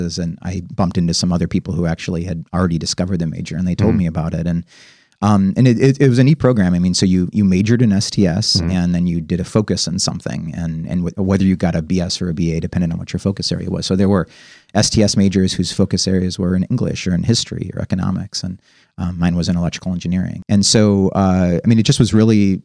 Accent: Wauwatosa, Wisconsin, United States; moved away as an adult; also born or lived in Milwaukee, Wisconsin; was raised in Wauwatosa, Wisconsin, which is a suburb of Milwaukee

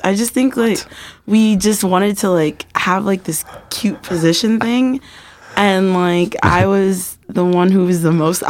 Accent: New York City, New York, United States; moved away as an adult; I'm from New York City, so I went to high school in the Bronx.

